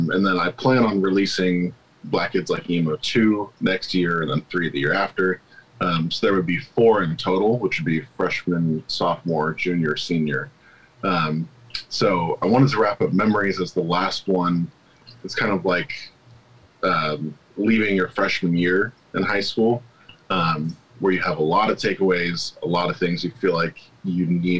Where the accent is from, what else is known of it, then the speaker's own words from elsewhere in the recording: Santa Rosa, California, United States; Sonoma County. I grew up in Santa Rosa